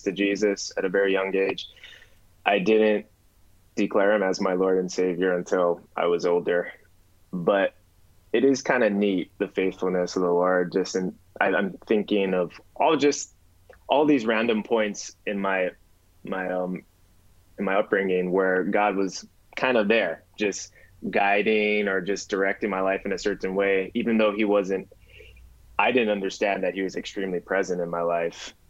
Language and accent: English; Hawaii, United States; now in Los Angeles, United States; I'm from Hawaii.